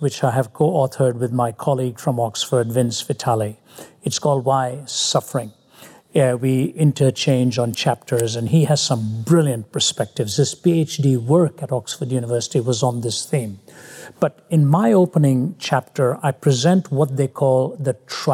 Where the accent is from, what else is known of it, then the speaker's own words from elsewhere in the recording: India; moved away; When I was growing up in India, I was a constant failure